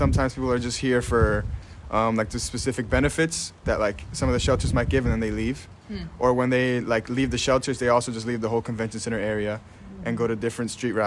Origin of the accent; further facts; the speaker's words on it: New York City, New York, United States; also born or lived in Long Island; now in Philadelphia, United States; I am originally from New York, Queens, or Long Island. I don't know which one to rep at this point. I'm still struggling with that. But let's say Queens